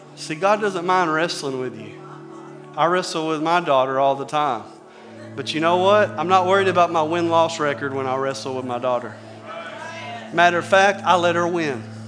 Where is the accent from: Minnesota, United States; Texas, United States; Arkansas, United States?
Arkansas, United States; I'm from Arkansas